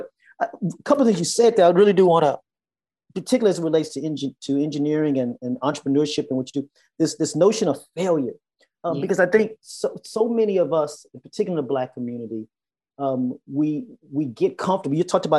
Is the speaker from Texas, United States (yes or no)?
yes; Texas, United States; I grew up in Texas